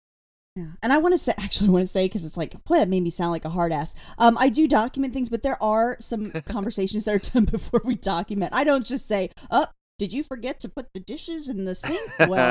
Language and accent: English; Pennsylvania, United States; However, I came from Pennsylvania, where there's a lot more strict rules about